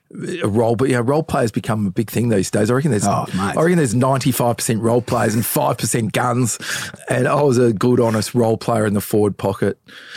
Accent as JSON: {"language": "English", "town": "Brighton", "region": "Victoria", "country": "Australia", "tie": "born or raised there", "said": "I'm 53, so it goes back to 1969. I grew up in Brighton, actually, which is you've got to get a passport out of Brighton these days."}